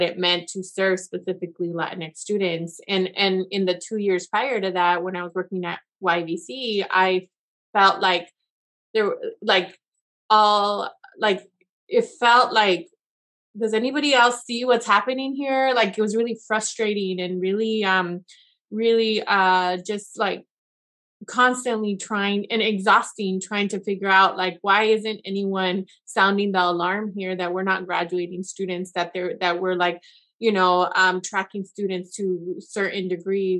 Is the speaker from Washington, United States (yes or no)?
yes; Yakima Valley, Washington, United States; I was from the Valley. I was that student that they're trying to serve. I was there. I went to college there.